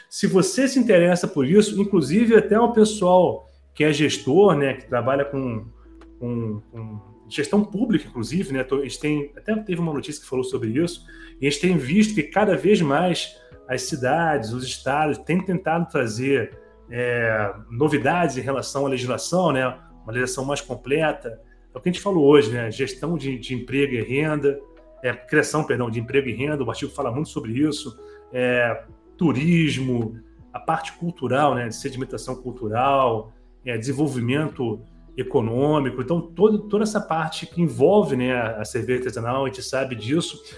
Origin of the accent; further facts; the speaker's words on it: Rio de Janeiro, Brazil; Eu, eu que sou do Rio de Janeiro